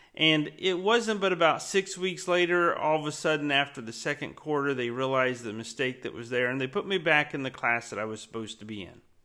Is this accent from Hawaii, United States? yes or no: no; Winter Haven, Florida, United States; growing up in Winter Haven, Florida